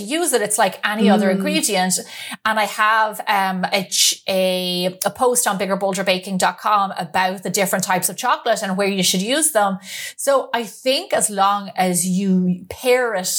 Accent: Ireland; moved away as an adult; now in United States; growing up in Ireland

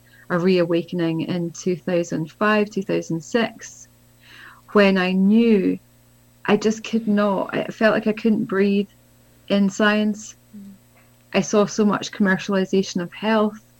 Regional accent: Scotland, United Kingdom; I grew up in Scotland, where I am now

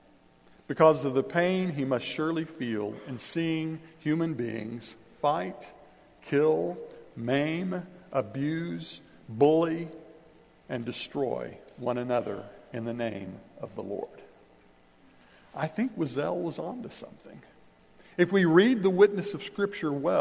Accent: Kansas, United States; I grew up in Kansas

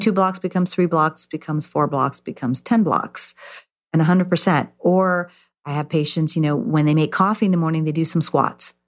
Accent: California, United States; I grew up in California

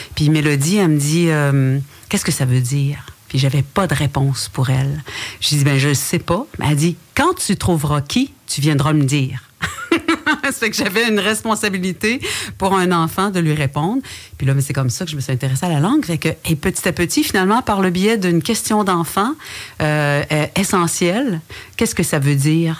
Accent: Wendat community, Quebec, Canada; first language French; le matrimoine matériel et immatériel de chez nous

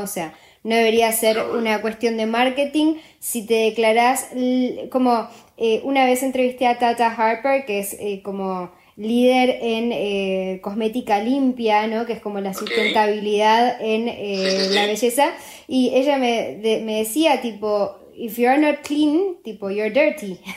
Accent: Argentina; now in Uruguay; yo soy de Argentina y en Argentina amamos a, o sea, ahora yo ya soy más uruguaya casi que argentina

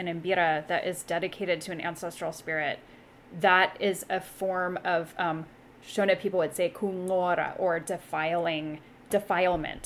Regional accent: Eugene, Oregon, United States; as a teenager growing up in Eugene, Oregon

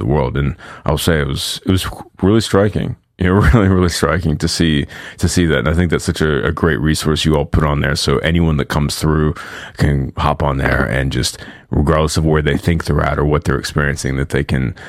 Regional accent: United States; growing up in America

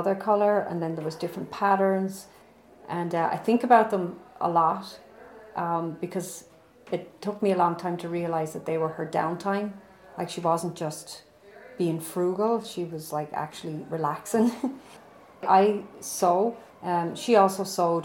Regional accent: Dublin, Leinster, Ireland; now in Westchester, United States; I'm from Dublin, Ireland

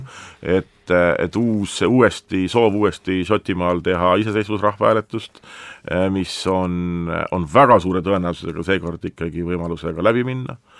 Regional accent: Estonia; kui me siin oleme Eestis

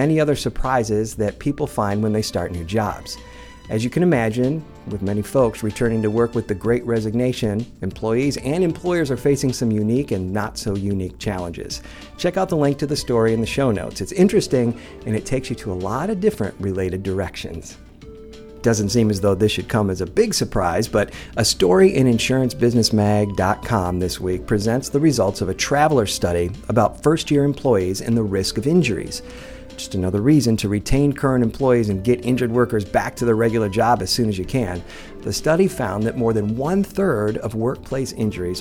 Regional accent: Tampa, Florida, United States; I'm from Tampa

